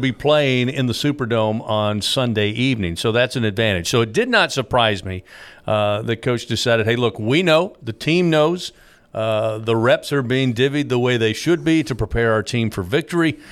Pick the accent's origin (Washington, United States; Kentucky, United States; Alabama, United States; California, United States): Kentucky, United States; also born or lived in South Carolina / South Georgia; now in Baton Rouge, United States; I grew up in Kentucky, lived in South Carolina a while, spent ten years in South Georgia, and then came to Baton Rouge